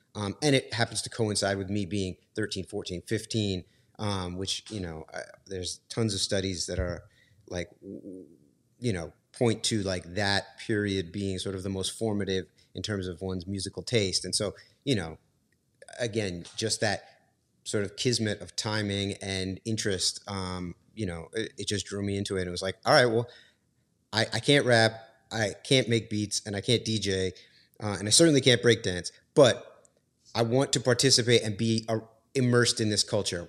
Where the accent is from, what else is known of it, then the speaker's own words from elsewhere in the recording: New York, United States; I, I grew up in New York. My, my mom moved there, um, when I was five years old